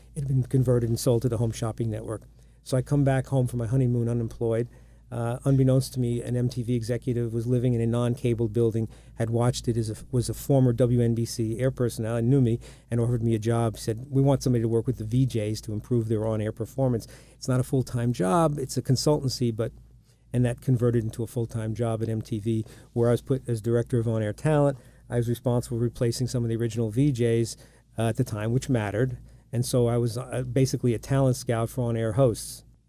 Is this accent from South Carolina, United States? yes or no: no; Long Island, New York, United States; You ever come to New York? Yeah, I'm from Long Island. My dad's out there. I'm there all the time.